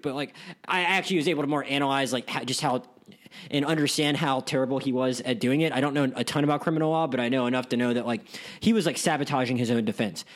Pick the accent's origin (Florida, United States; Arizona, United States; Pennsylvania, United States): Florida, United States; Pensacola; I'm from Pensacola, Florida